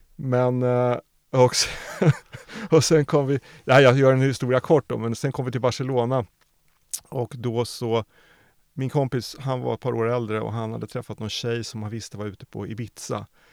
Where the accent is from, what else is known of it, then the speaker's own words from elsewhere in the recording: Norrköping, Östergötland, Sweden; jag är född i Norrköping